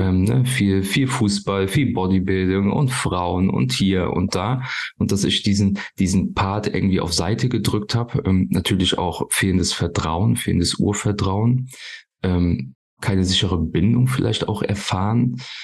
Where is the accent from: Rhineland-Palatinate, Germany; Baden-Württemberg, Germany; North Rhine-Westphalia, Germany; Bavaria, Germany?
Rhineland-Palatinate, Germany; near Koblenz; Ich komme hier aus der Nähe von Koblenz, paar Kilometer von Koblenz entfernt